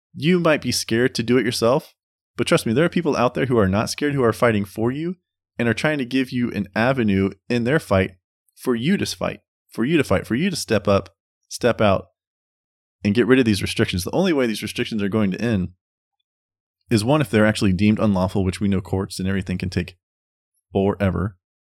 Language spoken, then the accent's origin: English; United States; we as American citizens